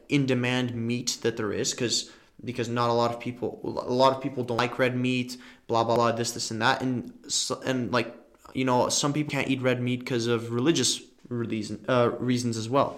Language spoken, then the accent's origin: English; Bulgaria; now in Canada; I'm from Bulgaria primarily. I was born in Bulgaria. So whenever I go back home to Bulgaria